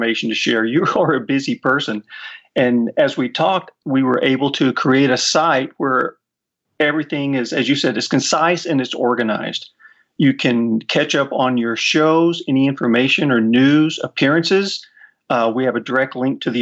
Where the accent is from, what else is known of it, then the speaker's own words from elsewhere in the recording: Big Spring, Texas, United States; my hometown, Big Spring